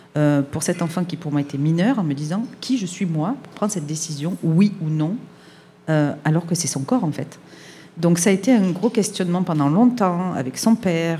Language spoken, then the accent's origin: French; France; now in Montreal, Canada; je suis française